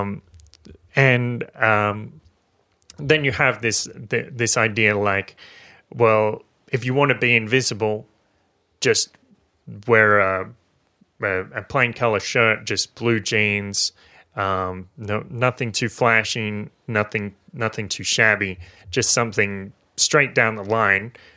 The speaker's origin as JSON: {"language": "English", "town": "Maitland", "region": "New South Wales", "country": "Australia", "tie": "born or raised there", "said": "my hometown in Maitland"}